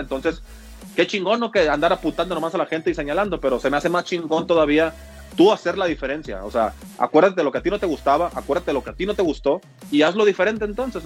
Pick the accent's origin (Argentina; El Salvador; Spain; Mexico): Mexico; Mexicali, Baja California; yo soy de Mexicali, nacido y criado ahí